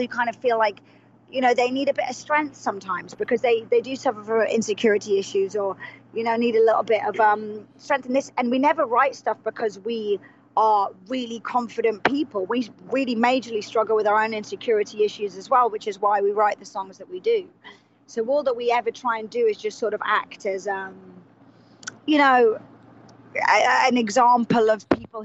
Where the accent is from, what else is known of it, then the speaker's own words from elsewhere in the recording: England, United Kingdom; two English people